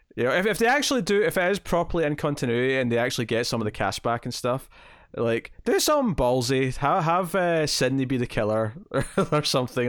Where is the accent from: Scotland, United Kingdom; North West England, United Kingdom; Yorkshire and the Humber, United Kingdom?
Scotland, United Kingdom; I'm Scottish